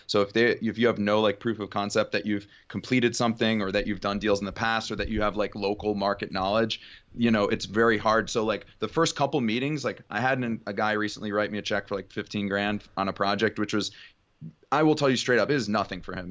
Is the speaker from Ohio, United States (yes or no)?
yes; Cleveland, Ohio, United States; moved away as an adult; also born or lived in Oxford, Ohio / Houston, Texas; now in California, United States; growing up in Cleveland, Ohio, I went to high school there